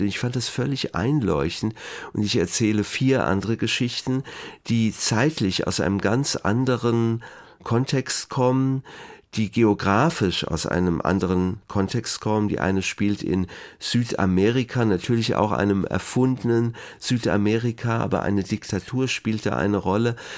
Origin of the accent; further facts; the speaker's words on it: Wiesbaden, Hesse, Germany; Ich bin in Biebrich aufgewachsen